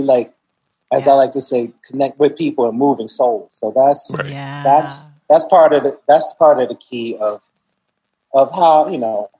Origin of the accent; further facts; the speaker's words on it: Chicago, Illinois, United States; moved away; also born or lived in Brooklyn; One, I grew up on the South Side of Chicago.